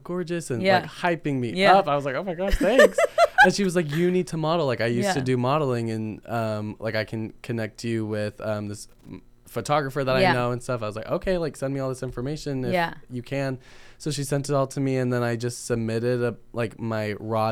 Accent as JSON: {"language": "English", "town": "Ventura", "region": "California", "country": "United States", "tie": "born or raised there", "said": "I was born in Ventura and my uncle's a DJ. So I constantly was growing up around this pop music."}